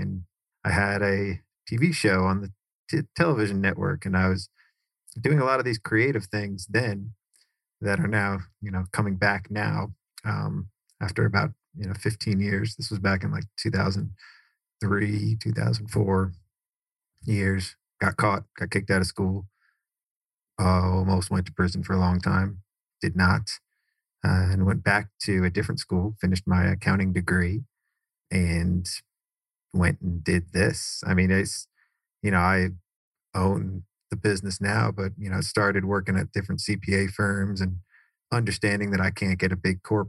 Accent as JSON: {"language": "English", "town": "Cary", "region": "North Carolina", "country": "United States", "tie": "born or raised there", "also_born_or_lived": "New York", "said": "My parents moved from New York down to Cary, North Carolina, which is right next to Raleigh."}